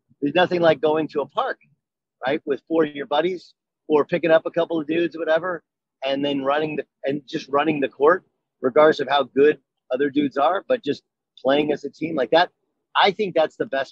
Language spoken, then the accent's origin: English; Orange, California, United States; I grew up in Orange, California